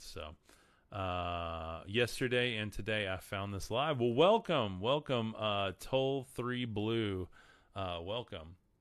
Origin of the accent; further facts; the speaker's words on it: Amarillo, Texas, United States; I'm from Amarillo, Texas, top of Texas